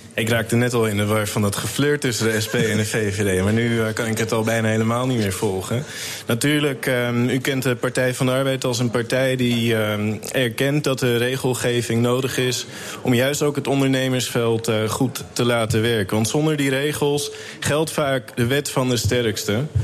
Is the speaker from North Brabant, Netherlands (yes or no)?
no; Amsterdam, North Holland, Netherlands; now in Almere, Netherlands; Ik ben een geboren Amsterdammer